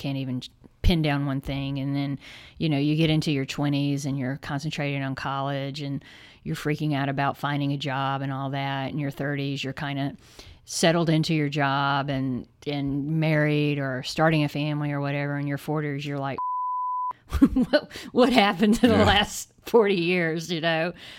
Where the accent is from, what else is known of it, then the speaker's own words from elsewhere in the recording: the South, United States; because we're both from the South. I mean, he's Mississippi, so that's kind of a different kind of South.